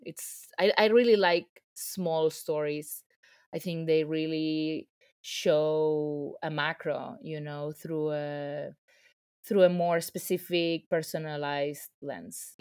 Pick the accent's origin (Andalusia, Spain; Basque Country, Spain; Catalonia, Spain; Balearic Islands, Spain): Balearic Islands, Spain; Ibiza; now in New York, United States; I come from a very small place. I'm from Ibiza